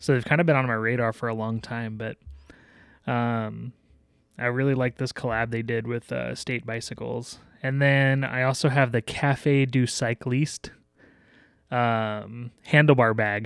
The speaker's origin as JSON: {"language": "English", "town": "Denver", "region": "Colorado", "country": "United States", "said": "I hail from Denver."}